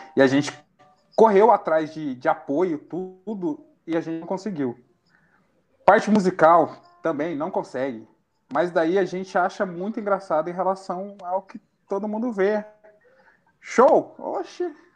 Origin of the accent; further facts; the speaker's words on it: Itajubá, Minas Gerais, Brazil; also born or lived in São José dos Campos; eu nasci em São José dos Campos, mas eu falo que eu fui resgatado, que a minha mãe é daqui. Minha mãe tirou a gente de São José dos Campos e falou: eu vou criar meu filho em Itajubá.